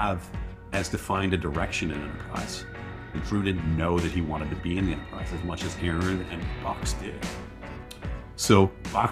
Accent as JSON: {"language": "English", "region": "Western New York", "country": "United States", "tie": "born or raised there", "moved": "as an adult", "lives_now": "Bay Area, United States", "said": "Growing up in New York, in Western New York."}